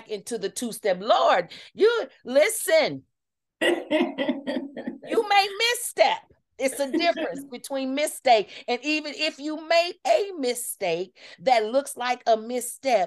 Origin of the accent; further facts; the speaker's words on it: Kansas City, United States; I'm from Kansas City